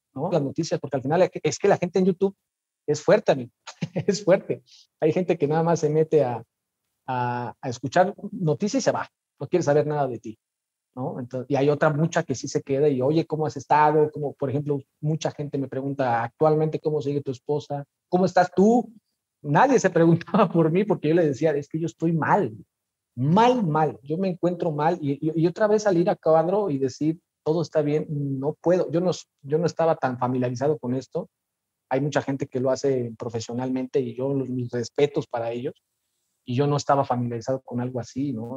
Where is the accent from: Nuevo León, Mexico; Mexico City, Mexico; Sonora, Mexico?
Mexico City, Mexico; moved away as an adult; now in Morelia, Mexico; nací en la Ciudad de México, junio del 84 para ser exactos, siempre de feño, siempre chilango, 100%.